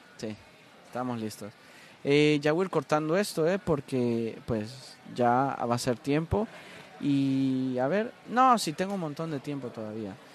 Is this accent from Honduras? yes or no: yes; Honduras; moved away as an adult; now in Miami, United States; ser hondureño